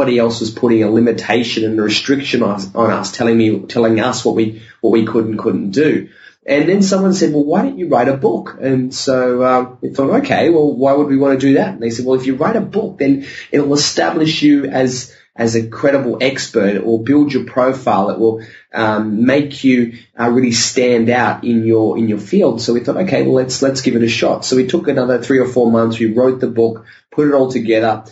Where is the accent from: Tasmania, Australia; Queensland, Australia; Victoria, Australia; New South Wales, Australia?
New South Wales, Australia; Sydney; I grew up in Sydney, Australia